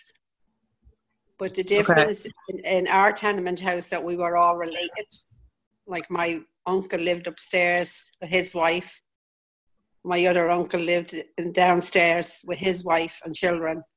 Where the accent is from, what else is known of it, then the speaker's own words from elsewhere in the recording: Dublin, Leinster, Ireland; I was born in Dublin in 1952. In Creighton Street, which is situated in the area of City Quay